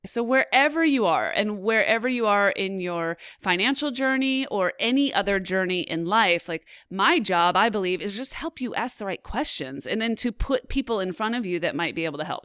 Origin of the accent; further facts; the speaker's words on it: just outside of Seattle, Washington, United States; I was born just outside of Seattle